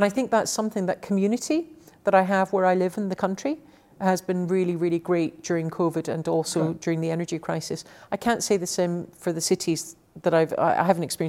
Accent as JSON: {"language": "English", "town": "Glasgow", "region": "Scotland", "country": "United Kingdom", "tie": "born or raised there", "also_born_or_lived": "Paris, France / Edinburgh, United Kingdom / London, United Kingdom", "said": "So I grew up in Glasgow and Paris and then back to Glasgow and then Edinburgh and then London. So cities all my life."}